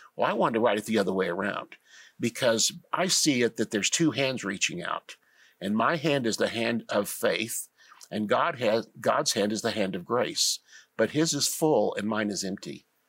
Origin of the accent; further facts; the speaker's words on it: Tulsa, Oklahoma, United States; I was born and raised in Tulsa.